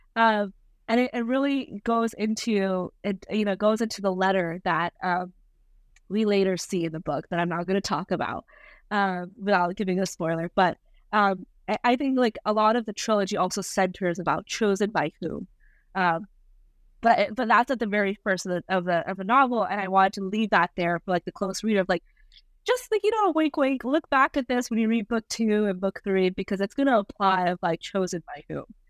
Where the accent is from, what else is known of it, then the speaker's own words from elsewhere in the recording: Rajasthan, India; I was born in Rajasthan, India